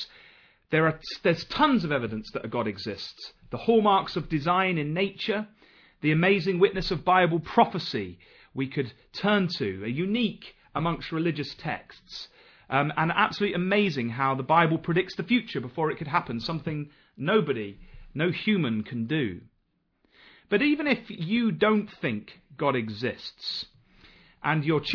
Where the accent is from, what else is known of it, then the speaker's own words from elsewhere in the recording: Nottingham, East Midlands, United Kingdom; I come from Nottingham